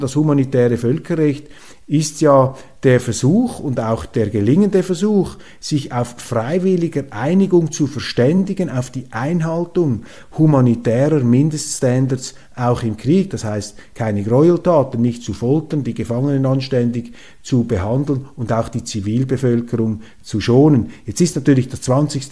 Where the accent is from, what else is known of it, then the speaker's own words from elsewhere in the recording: Switzerland; als Schweizer